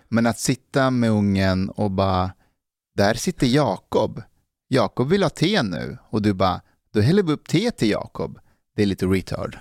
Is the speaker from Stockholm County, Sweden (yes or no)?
yes; Älta, Stockholm County, Sweden; när jag växte upp i Älta